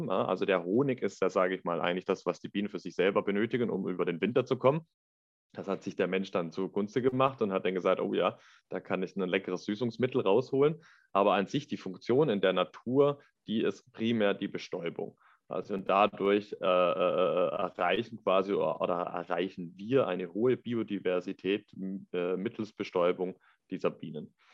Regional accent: Lake Constance, Germany; also ich bin aufgewachsen am Bodensee

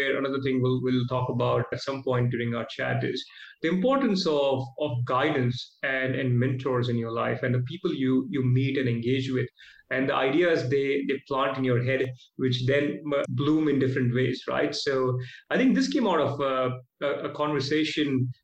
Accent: Mumbai, Maharashtra, India; moved away as an adult; also born or lived in Oklahoma, United States; now in Australia; I was born and raised in Mumbai

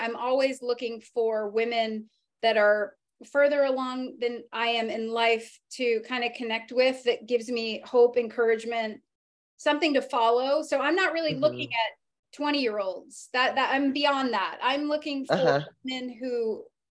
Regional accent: New England, United States; Being from New England

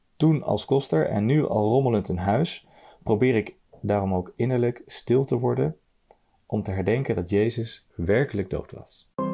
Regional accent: Nijmegen, Gelderland, Netherlands; ik kom uit Nijmegen

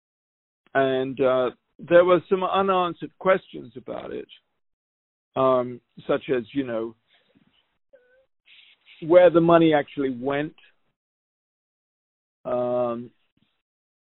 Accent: United Kingdom; as a Brit

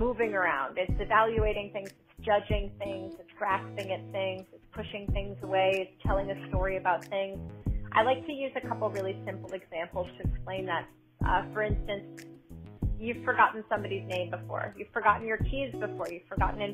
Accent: New York, United States; moved away as an adult; now in Boston, United States; I am born and raised in New York and moved to Boston 7 years ago

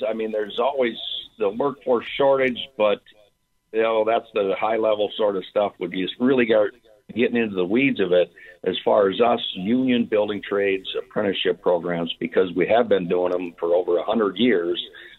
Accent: Minnesota, United States; I was born and raised in Minnesota and came back home to Minnesota and joined up with Local 512, I believe is about 2004.

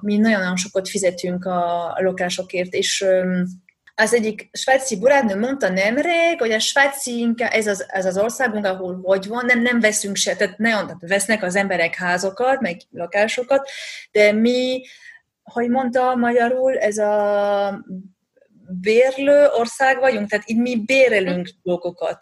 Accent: France; Hungarian is a second language; also born or lived in Budapest, Hungary; now in Switzerland; én francia vagyok, Pesten laktam

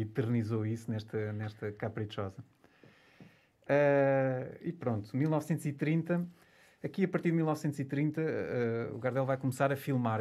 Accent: Portugal; para nós como portugueses

